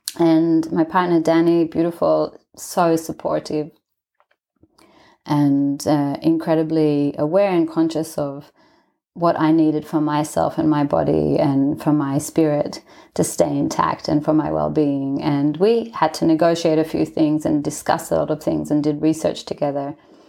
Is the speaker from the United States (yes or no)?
no; Israel; also born or lived in Australia; So I'm from Israel, and my mum's Australian, my dad's Israeli. So I grew up in both countries, but I was born in Israel.